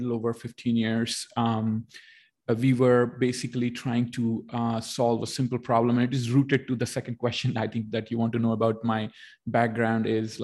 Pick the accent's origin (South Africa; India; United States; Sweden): India; moved away as an adult; now in Canada; I was born in India. I did my education in India, but almost my entire experience is in Canada.